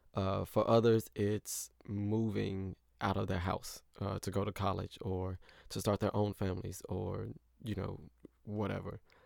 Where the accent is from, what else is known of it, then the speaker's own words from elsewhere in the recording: St. Louis, Missouri, United States; moved away as an adult; also born or lived in Indiana; I grew up in Saint Louis, but I went to college in Indiana